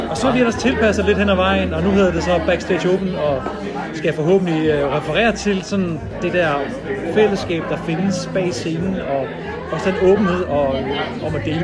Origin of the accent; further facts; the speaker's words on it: Jutland, Denmark; jeg elsker Jylland, jeg er selv fra Jylland, og ja.